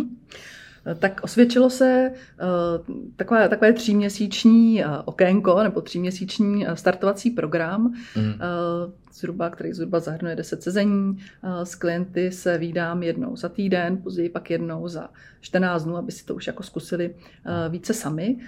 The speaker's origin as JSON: {"language": "Czech", "town": "Černošice", "region": "Central Bohemian Region", "country": "Czechia", "said": "já jsem z Černošic"}